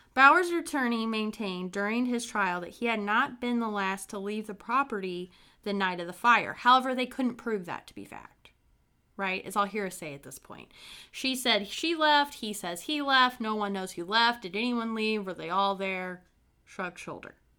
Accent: Brown County, Indiana, United States; I'm from a small town called Brown County in Indiana

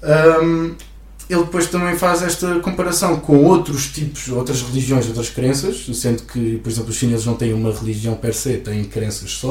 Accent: Santarém, Santarém District, Portugal; venho de Santarém

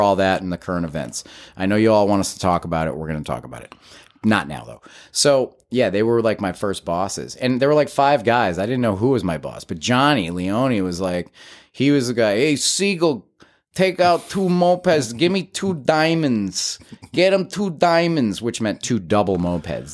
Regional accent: Agawam, Massachusetts, United States; moved away as an adult; born and raised in Western Massachusetts. I was, uh, raised in a small town called Agawam

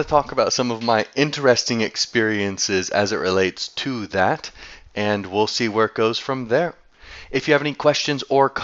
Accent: United States; growing up in the States

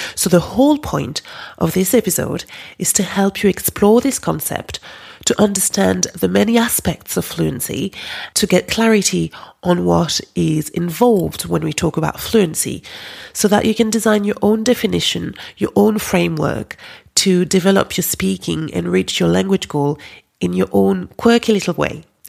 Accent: France; accent: French; English is a second language; moved away; My French accent

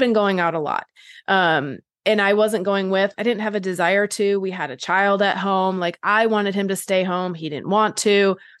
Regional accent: Wisconsin, United States; moved away as an adult; also born or lived in California; I grew up in Wisconsin, but then I moved to California for college

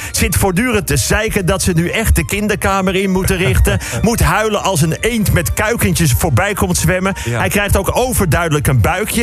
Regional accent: Netherlands; wij als Nederlanders

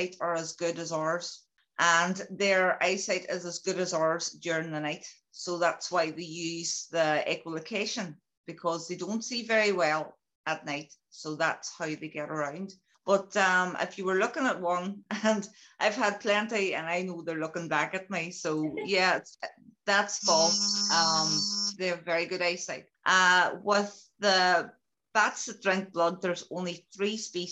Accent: County Donegal, Ireland; now in Derry, United Kingdom; I'm originally from Donegal in the Republic of Ireland, but I'm now I live in a place called Derry, or Londonderry to some as well, that is in Northern Ireland

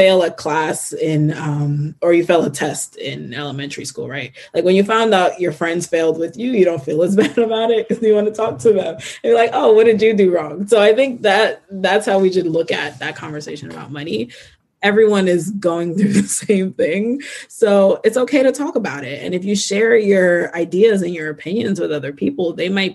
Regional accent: Newark, New Jersey, United States; I grew up in Newark, New Jersey.

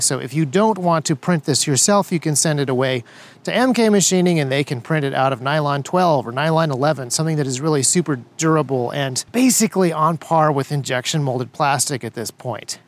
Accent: United States; As an American conservative

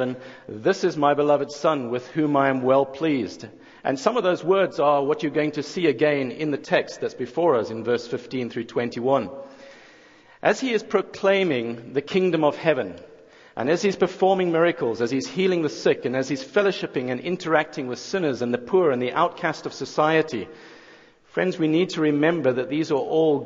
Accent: South Africa; moved away as an adult; now in Jackson, United States; I'm not originally from around these parts. I think it's the accent that gives it away. But I'm from South Africa

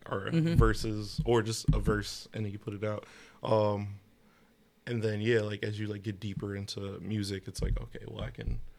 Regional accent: London, United Kingdom; You know, I'm from uh, I'm from the North End, London.

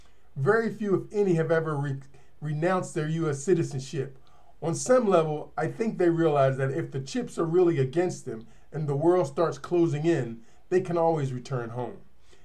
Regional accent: United States; moved away; Sometimes it's very difficult for Americans to see all the benefits and opportunities that we have received merely by being born in America.

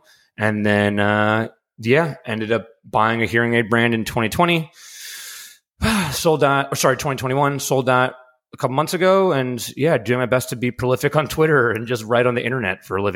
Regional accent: New York City, New York, United States; I grew up in New York City

